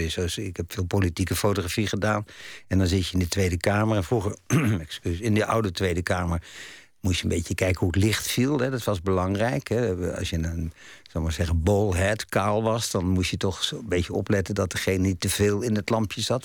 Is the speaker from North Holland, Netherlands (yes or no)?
no; Dordrecht, South Holland, Netherlands; Want ik woonde, heb ik mijn jeugd in Dort doorgebracht